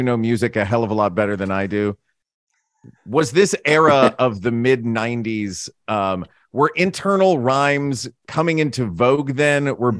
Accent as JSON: {"language": "English", "country": "United States", "said": "I'm American and we call it mac and cheese here."}